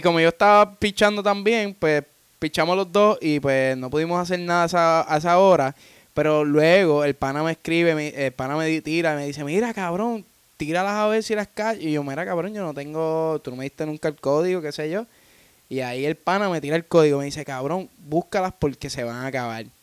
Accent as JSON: {"language": "Spanish", "country": "Puerto Rico", "moved": "yes", "lives_now": "Florida, United States", "said": "somos los anónimos de Puerto Rico y residimos en Florida"}